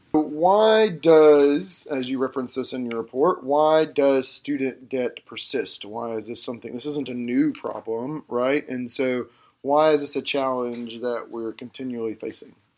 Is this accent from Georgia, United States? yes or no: yes; Georgia, United States; where I grew up in Georgia, the classic example of this was we had the Hope Scholarship